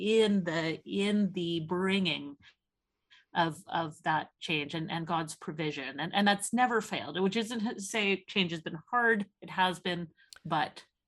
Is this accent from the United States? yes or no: no; Canada; now in Oxford, United Kingdom; as a Canadian